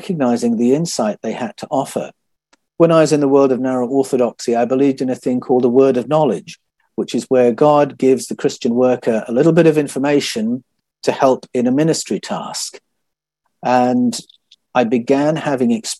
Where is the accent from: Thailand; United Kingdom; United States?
United Kingdom; moved away as an adult; now in Australia; That was the tradition I was a part of growing up in Great Britain